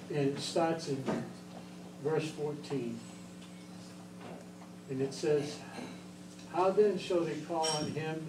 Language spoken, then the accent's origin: English; Provincetown, Massachusetts, United States; moved away as an adult; also born or lived in Sandusky, Ohio; I'm actually from Provincetown, and I'm a Portuguese